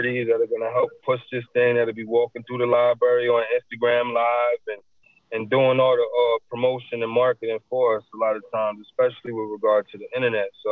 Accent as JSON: {"language": "English", "region": "New Jersey", "country": "United States", "tie": "born or raised there", "said": "I grew up in New Jersey"}